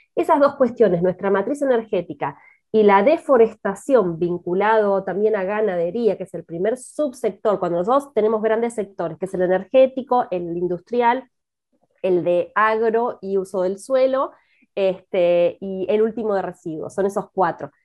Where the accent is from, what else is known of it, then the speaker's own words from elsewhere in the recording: Argentina; siendo argentina